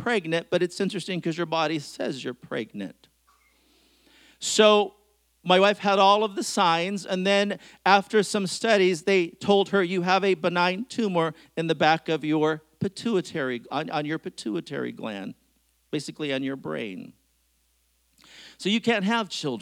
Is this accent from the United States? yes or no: yes; Bellingham, Washington, United States; I grew up in Bellingham, Washington